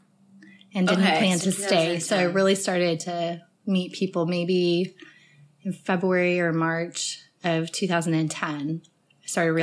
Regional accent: Colorado, United States; also born or lived in Denver, Colorado; I grew up in Colorado, and we lived in Denver proper until I was just about to go into the fourth grade, and then we moved south of the city

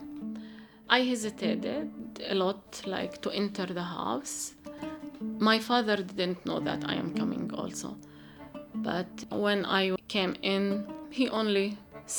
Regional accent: Galilee, Israel; moved away as an adult; now in Jerusalem; For me, as a Palestinian woman, I grew up in Galilee, but in a place that is not my family place.

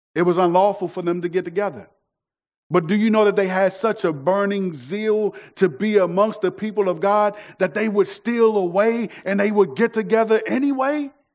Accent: United States; if we get a passport, our citizenship will say that we're from the United States of America

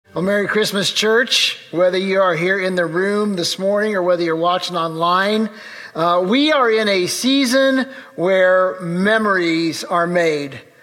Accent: Urbana, Illinois, United States; the church where I grew up in Urbana, Illinois

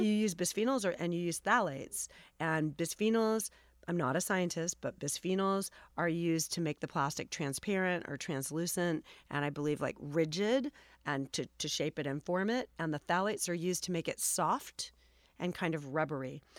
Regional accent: Los Angeles, California, United States; I grew up here in Los Angeles

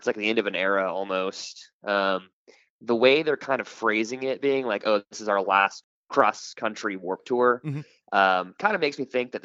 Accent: Dallas, Texas, United States; I was born and raised in Dallas. So I've been here my whole life

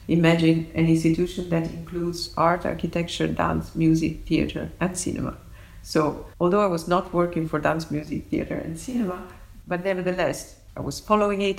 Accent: Naples, Campania, Italy; moved away as an adult; now in Paris, France; I was born in Naples and I grew up there and I studied architecture there.

